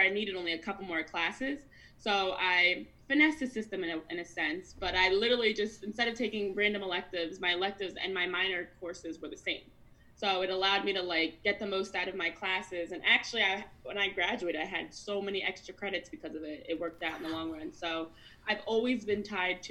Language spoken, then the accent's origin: English; New Jersey, United States; I'm from Jersey, I still live in Jersey